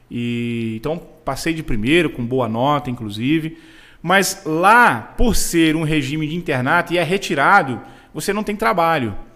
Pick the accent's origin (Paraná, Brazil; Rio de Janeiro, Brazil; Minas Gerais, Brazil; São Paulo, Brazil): Rio de Janeiro, Brazil; hoje tem duas palavras que eu não falo na mesma frase, que eu sou carioca e advogado.